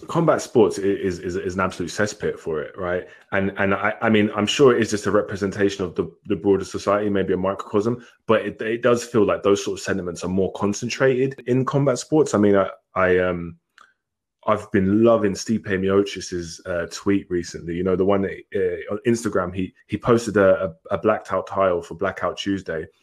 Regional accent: England, United Kingdom; I was born in England. I grew up in England

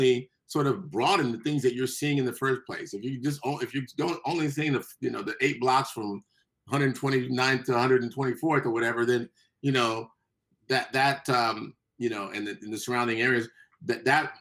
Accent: Compton, California, United States; also born or lived in Lynwood, California; I grew up in Compton and Linwood

